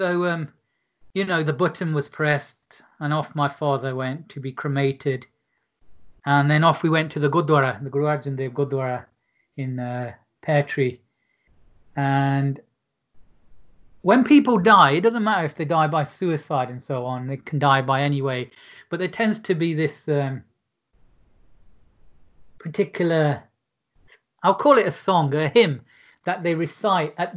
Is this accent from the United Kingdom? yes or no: yes; Derby, East Midlands, United Kingdom; I was a Sikh from Derby